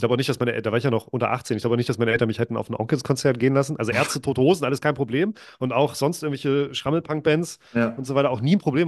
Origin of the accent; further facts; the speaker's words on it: near Lübeck, Schleswig-Holstein, Germany; also born or lived in Wolgast, Mecklenburg-Vorpommern; in der Nähe von Lübeck, wo ich aufgewachsen bin